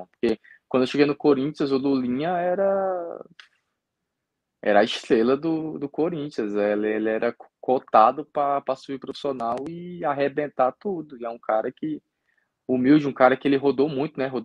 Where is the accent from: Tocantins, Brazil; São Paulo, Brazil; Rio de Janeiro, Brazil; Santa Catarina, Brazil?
Tocantins, Brazil; Gurupi; E, e, é uma torcida que até lá no meu estado, em Gurupi, tá? eu chegava lá, parecia uma estrela.